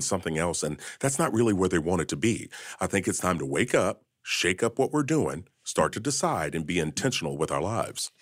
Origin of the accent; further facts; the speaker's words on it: Kentucky, United States; I was born and raised in Kentucky.